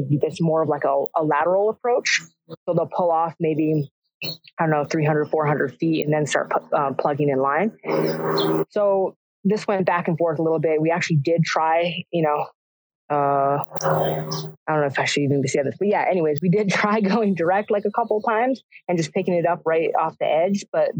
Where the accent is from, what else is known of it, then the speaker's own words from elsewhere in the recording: California, United States; we're from Southern California. We're going to get in there